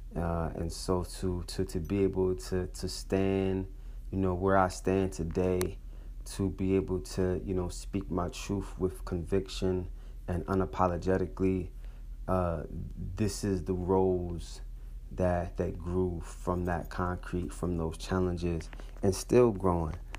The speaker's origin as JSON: {"language": "English", "town": "Atlantic City", "region": "New Jersey", "country": "United States", "tie": "born or raised there", "also_born_or_lived": "Brooklyn, New York / Philadelphia, Pennsylvania", "moved": "yes", "lives_now": "Providence, United States", "said": "Growing up in Atlantic City, being raised by my grandparents"}